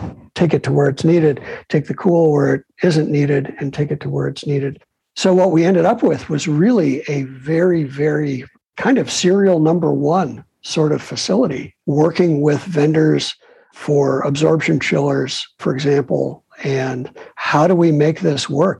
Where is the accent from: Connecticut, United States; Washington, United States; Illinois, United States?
Illinois, United States; Chicago; also born or lived in New York; now in California, United States; I'm a kid from Chicago who lived in New York forever